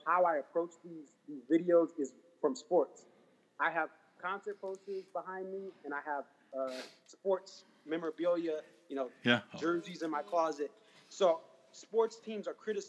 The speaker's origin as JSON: {"language": "English", "region": "Connecticut", "country": "United States", "said": "I am from Connecticut"}